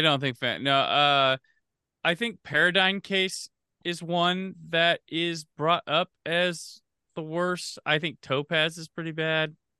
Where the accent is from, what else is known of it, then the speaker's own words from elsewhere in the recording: Midwest, United States; I grew up in the Midwest, probably different from California